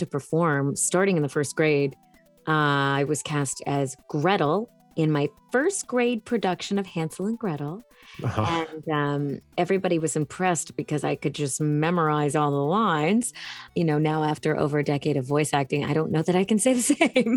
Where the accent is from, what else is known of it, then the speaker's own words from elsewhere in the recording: Hanson, Massachusetts, United States; I grew up in Hanson, Massachusetts, which is a small town outside of Boston